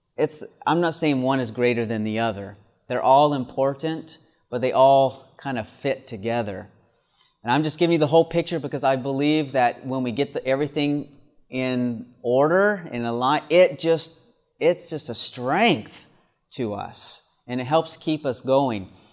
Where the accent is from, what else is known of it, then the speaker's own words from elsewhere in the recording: the South, United States; moved away; also born or lived in Michigan; I grew up in the South where the sun always shines just about